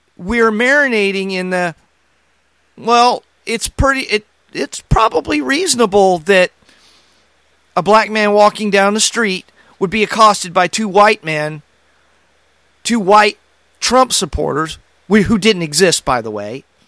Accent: United States; as American Christians, we have a dual citizenship

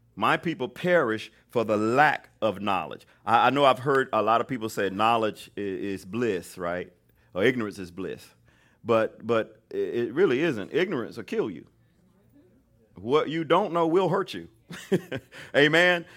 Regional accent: Mobile, Alabama, United States; moved away; I grew up in Mobile, Alabama, so you don't get no more Southern than

